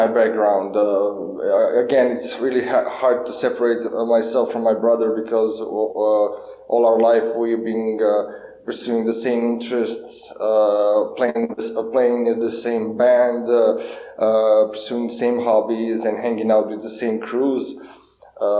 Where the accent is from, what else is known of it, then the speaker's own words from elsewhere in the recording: Duga Resa, Karlovac County, Croatia; I grew up in Dugaresa, that's a small town near Karlovac